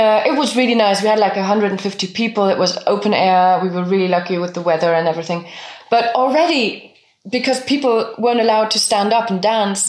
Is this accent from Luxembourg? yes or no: yes; Luxembourg; first language French, German, Luxembourgish; English is a second language; also born or lived in Bavaria; now in Germany; we spoke French and German at home, and, and, and I learned Luxembourgish through school and my friends.